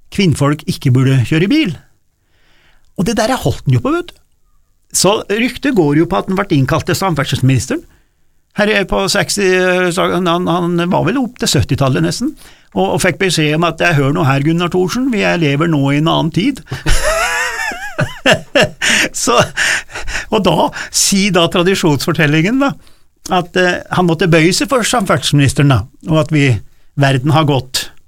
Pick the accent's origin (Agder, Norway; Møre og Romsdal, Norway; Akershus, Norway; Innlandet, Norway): Innlandet, Norway; Gudbrandsdalen; vi i Gudbrandsdalen vi har liksom den rene landsbyen